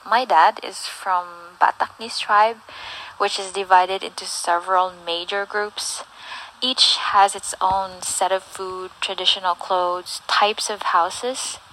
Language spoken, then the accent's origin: English; Philippines; first language English; also born or lived in Jakarta, Indonesia; now in Bali, Indonesia; I was born and raised in the Philippines, but now I'm living in Bali, Indonesia